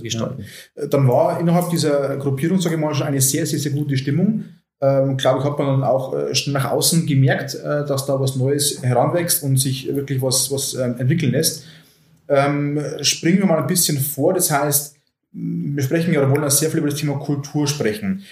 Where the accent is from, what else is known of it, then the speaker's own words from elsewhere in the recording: Oberviechtach, Bavaria, Germany; meiner Heimatstadt Oberfichtach